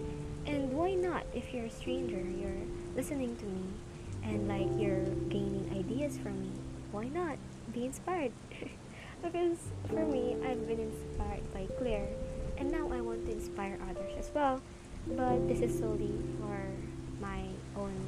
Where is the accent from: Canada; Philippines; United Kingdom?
Philippines; English is a second language; I'm a Filipino, and I will mostly talk in English